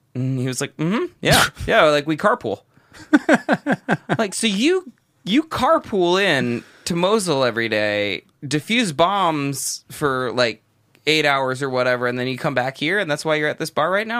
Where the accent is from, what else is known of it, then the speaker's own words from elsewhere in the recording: Southern California, United States; first language English; moved away as an adult; in my early life, the outside world, outside of, you know, Southern California was this really, really frightening place.